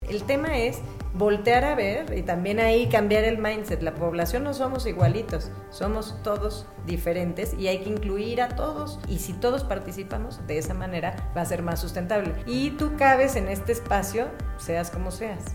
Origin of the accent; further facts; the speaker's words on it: Mexico City, Mexico; also born or lived in Milan, Italy; soy de aquí de la Ciudad de México